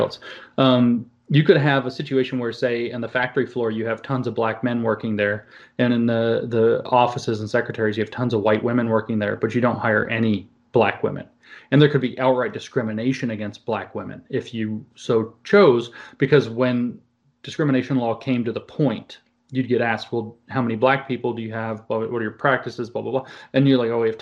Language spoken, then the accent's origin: English; Southeast, United States; I grew up in the Southeast